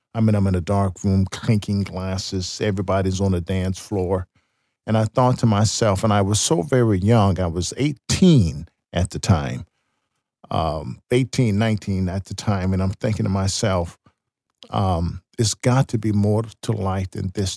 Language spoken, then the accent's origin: English; Chicago, Illinois, United States; moved away as an adult; I'm away from Chicago, I'm away from the scene of my sin and ungodly living